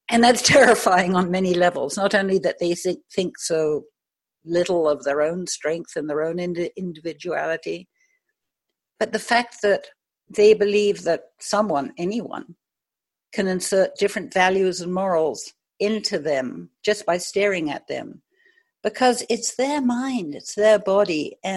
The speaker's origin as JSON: {"language": "English", "country": "United States", "tie": "born there", "moved": "yes", "lives_now": "Maui, United States", "said": "I was born in the States, but I've lived all over the world. Um, I live on Maui right now"}